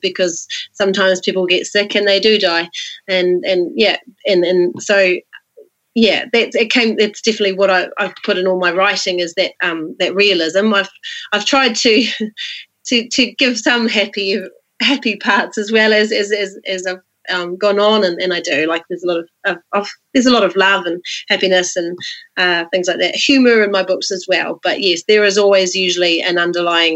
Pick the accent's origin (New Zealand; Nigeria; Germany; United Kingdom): New Zealand; Rotorua, Bay of Plenty; I grew up in Rotorua.